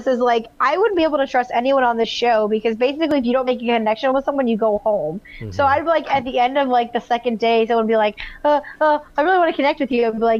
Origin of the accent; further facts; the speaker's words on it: the South, United States; I'm from the South, and I have never heard anyone say daddy.